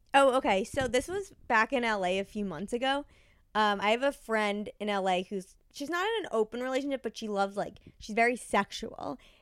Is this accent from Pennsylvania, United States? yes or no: no; New York, United States; I'm from New York.